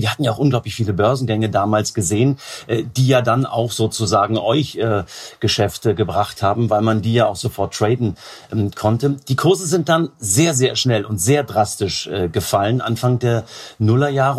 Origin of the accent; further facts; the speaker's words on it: Potsdam, Brandenburg, Germany; ich als gebürtiger Potsdamer